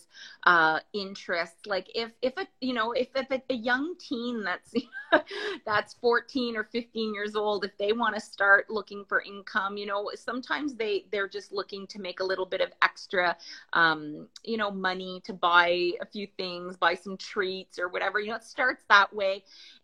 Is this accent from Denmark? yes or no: no; near Ottawa, Ontario, Canada; I'm from Canada, near the capital, near Ottawa, Canada